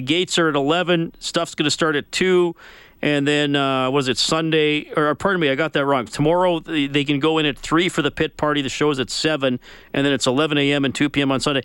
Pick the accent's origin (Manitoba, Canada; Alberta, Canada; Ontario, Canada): Alberta, Canada; Evansburg; I grew up in Evansburg